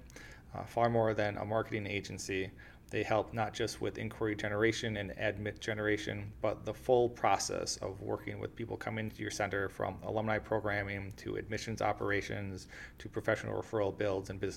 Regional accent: Oshkosh, Wisconsin, United States; moved away; I'm actually from Wisconsin originally as well. So I'm from Oshkosh.

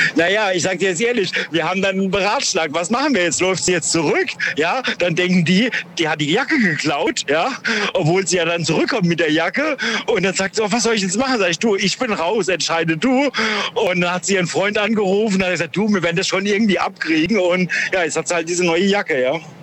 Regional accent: Duisburg, North Rhine-Westphalia, Germany; ich komme auch aus Duisburg

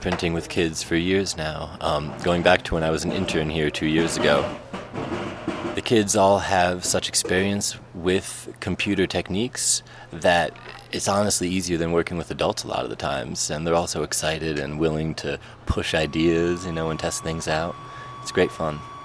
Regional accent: Albany, New York, United States; I'm from Albany, New York, and we're here at Anderson Ranch.

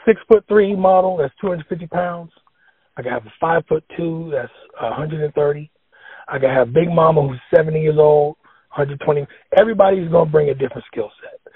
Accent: New York City, New York, United States; When I was growing up in the Bronx

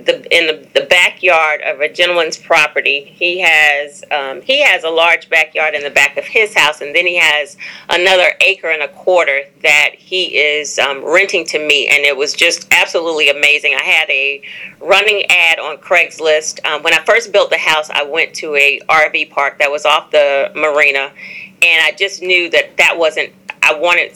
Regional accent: Atlanta, Georgia, United States; also born or lived in Brooklyn; now in Charlotte, United States; So I was born in Brooklyn, lived in Charlotte, then moved to Atlanta and in my early 20s when my daughter was very young. And so I always say that I grew up in Atlanta.

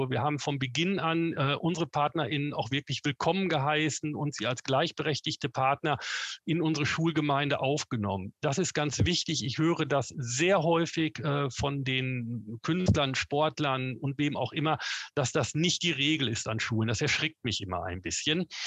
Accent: North Rhine-Westphalia, Germany; ich komme ursprünglich aus Westfalen. Da sagt man, geht nicht, gibt's nicht.

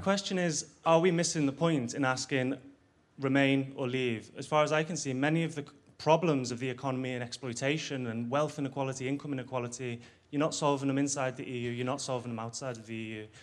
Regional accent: Ireland; I'm Irish

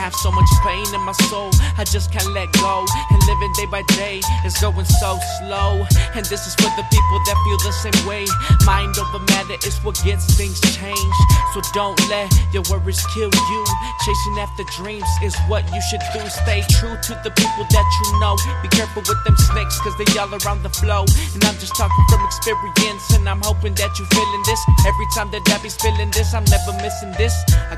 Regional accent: Madison, Washington, United States; And I'm from Madison, Washington, if you asking.

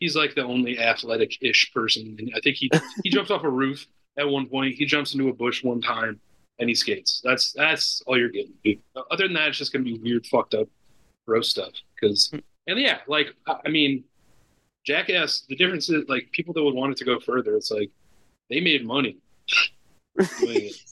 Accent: Northern Illinois, United States; moved away; I'm from Northern Illinois originally, and Southern Illinois is a completely different world

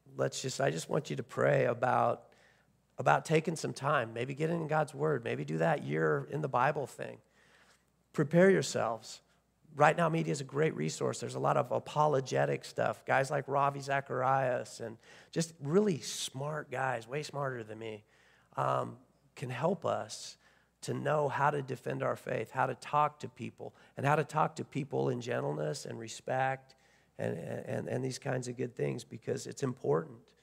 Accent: United States; as American Christians

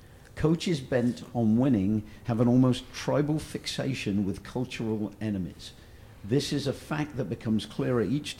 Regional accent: Oxford, South East England, United Kingdom; my hometown team, Oxford United

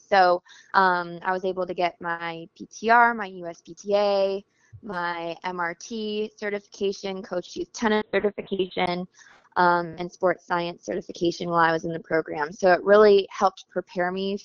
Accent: Houston, Texas, United States; moved away as an adult; now in Raleigh-Durham, United States; Originally from Texas. That's where I grew up, Houston area.

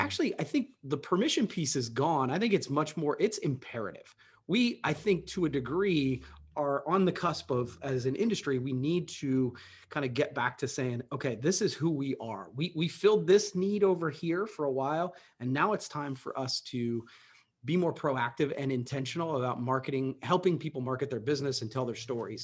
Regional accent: Coshocton, Ohio, United States; love, love my hometown

